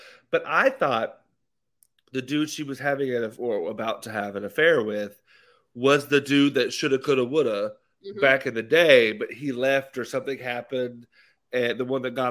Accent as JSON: {"language": "English", "region": "Arkansas", "country": "United States", "said": "I'm from Arkansas."}